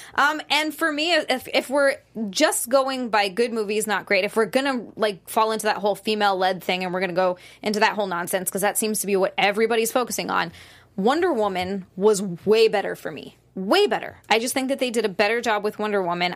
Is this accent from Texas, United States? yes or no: no; Hawaii, United States; I'm from Hawaii. I used to live in a bikini